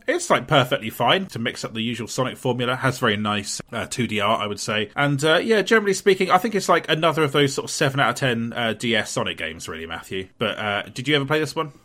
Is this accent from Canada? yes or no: no; Portsmouth, South East England, United Kingdom; my hometown of Portsmouth